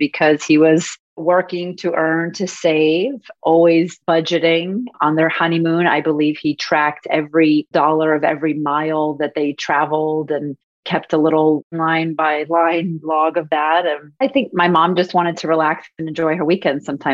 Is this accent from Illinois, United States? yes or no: no; West Palm Beach, Florida, United States; moved away as an adult; also born or lived in New York City, United States; now in Miami Beach, United States; I am an original Floridian, born and raised in West Palm Beach